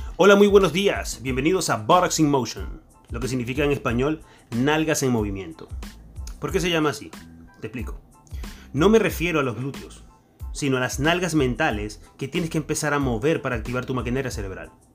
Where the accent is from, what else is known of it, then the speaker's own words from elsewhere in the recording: Venezuela; accent: Venezuelan; moved away as an adult; now in Argentina; Yo soy venezolano, como pudieron notar en mi acento